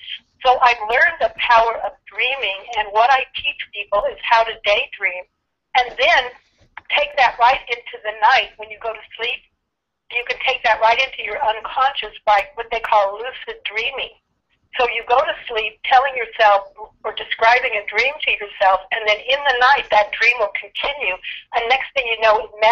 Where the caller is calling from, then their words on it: California, United States; I'm in California. I'm in Orange County, California, right near the Pacific Ocean.